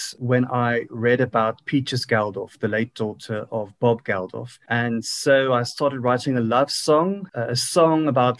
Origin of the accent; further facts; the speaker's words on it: South Africa; I'm an artist from South Africa.